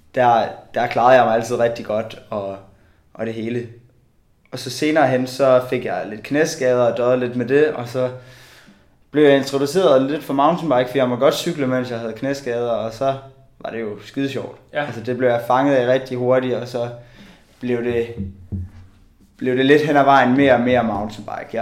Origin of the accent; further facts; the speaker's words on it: Bjerringbro, Central Denmark Region, Denmark; Jeg øh, kommer fra Bjerringbro